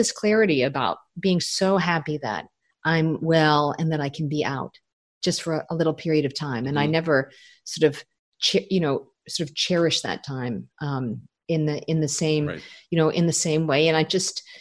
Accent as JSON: {"language": "English", "town": "Toronto", "region": "Ontario", "country": "Canada", "moved": "yes", "said": "I'm from Toronto"}